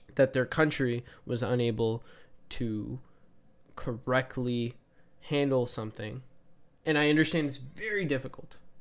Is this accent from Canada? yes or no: yes; Canada; as a Canadian